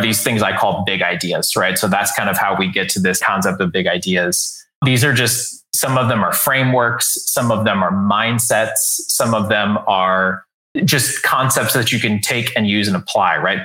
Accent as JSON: {"language": "English", "town": "San Antonio", "region": "Texas", "country": "United States", "tie": "born or raised there", "said": "I grew up in San Antonio, Texas"}